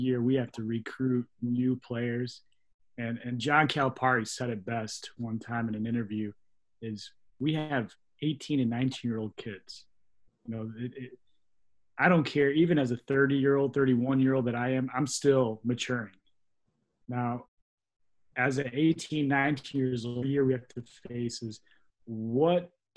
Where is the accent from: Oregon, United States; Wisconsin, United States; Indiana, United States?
Indiana, United States; East Chicago; also born or lived in Highland, Indiana; growing up in the harbor and then leaving and coming to Highland, Indiana